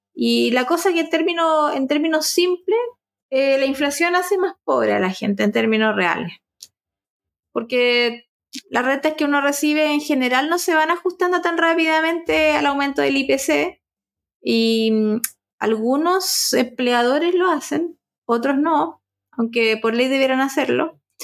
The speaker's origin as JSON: {"language": "Spanish", "country": "Chile"}